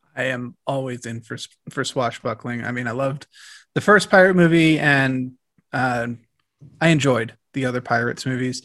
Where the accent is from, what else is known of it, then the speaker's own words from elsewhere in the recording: Arlington, Virginia, United States; also born or lived in Washington, D.C.; I grew up in Arlington